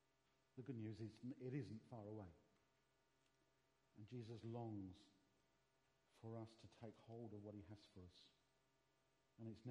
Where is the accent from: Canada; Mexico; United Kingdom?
United Kingdom; London; I was brought up in the East End of London